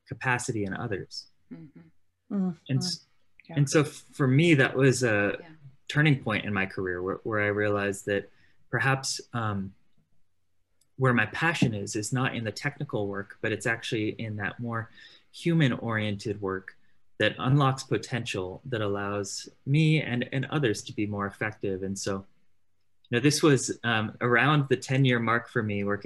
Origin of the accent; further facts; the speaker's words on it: Southern California, United States; I grew up in Southern California